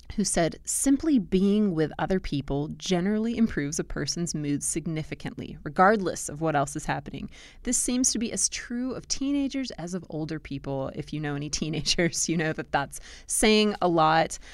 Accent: Southern California, United States; now in Blacksburg, Virginia, United States; I grew up in Southern California

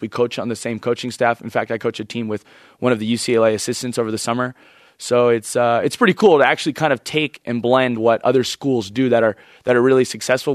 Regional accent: Hawaii, United States; moved away; we're from Hawaii, so we kinda have this, like, laid back feel to us

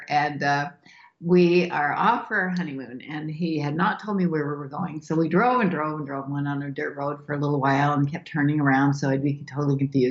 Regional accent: Idaho, United States; Mount Clear, Idaho, which is my hometown.

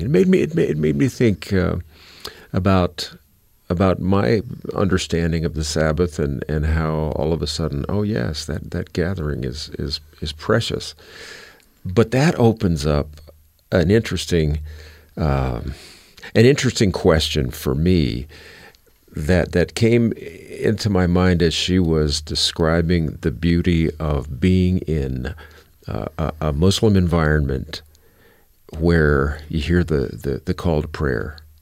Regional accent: United States; as an American

